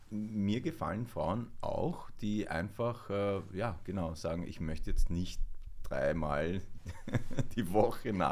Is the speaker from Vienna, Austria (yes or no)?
no; Weiz, Styria, Austria; born there; wenn man halt so direkt von der Steiermark, von Weiz, wo ich geboren bin, in Flieger steigt und in Ägypten aussteigt und dann in die Pampa fährt, ins Nildelta